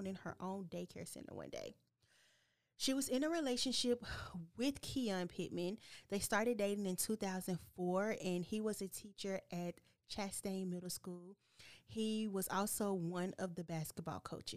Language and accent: English; Mississippi, United States; my home state of Mississippi